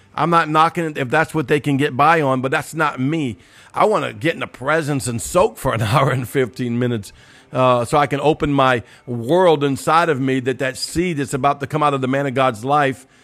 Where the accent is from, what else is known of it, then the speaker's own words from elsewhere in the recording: New Orleans, Louisiana, United States; I'm from New Orleans, Cajunsville